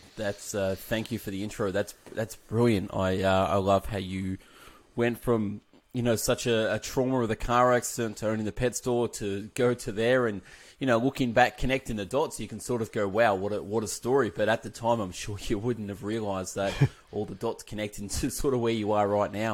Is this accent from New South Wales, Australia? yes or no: no; Melbourne, Victoria, Australia; I'm from Melbourne, Australia